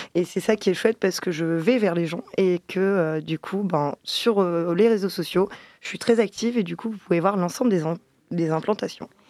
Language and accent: French; Lille, Hauts-de-France, France; moved away; je suis originaire de Lille